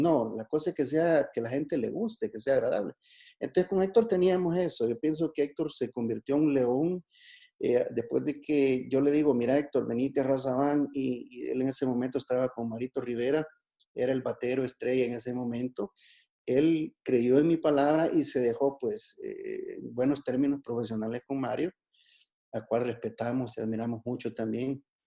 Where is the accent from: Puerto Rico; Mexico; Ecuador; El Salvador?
El Salvador; Juayúa, Sonsonate; soy de Juayúa